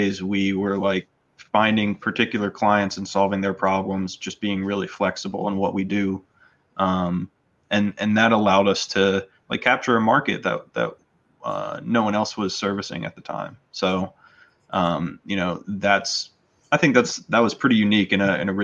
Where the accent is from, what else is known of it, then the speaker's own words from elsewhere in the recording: North Carolina, United States; grew up in North Carolina